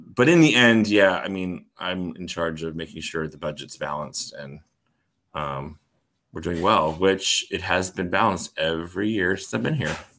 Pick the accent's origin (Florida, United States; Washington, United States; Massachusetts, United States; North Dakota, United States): Florida, United States; Orlando; moved away as an adult; also born or lived in North Carolina; now in Oklahoma City, United States; I grew up in Orlando, Florida